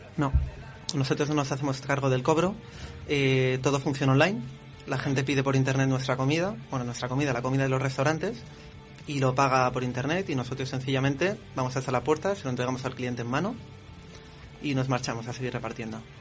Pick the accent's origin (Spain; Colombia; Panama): Spain; Madrid, Community of Madrid; soy de Madrid, nací aquí, he crecido aquí